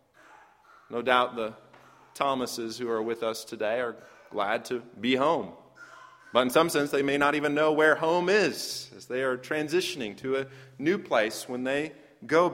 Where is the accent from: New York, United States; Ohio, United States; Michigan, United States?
Michigan, United States; moved away; I grew up in Michigan